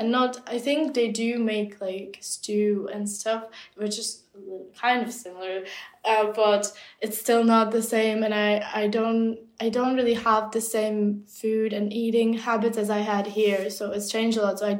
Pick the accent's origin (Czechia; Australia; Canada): Czechia; first language Czech; English is a second language; I feel a lot stronger connection to my home country now than I ever did. It's a bit strange, but I will find myself on certain days just craving to listen to the Czech language, or just craving to be just immersed in my own culture